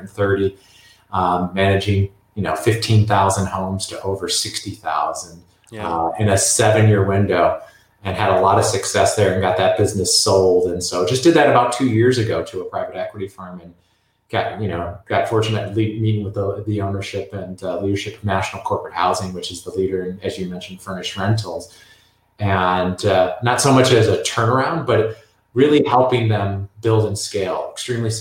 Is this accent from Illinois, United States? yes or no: yes; Chicago, Illinois, United States; also born or lived in Indiana; I grew up in Midwest Chicago area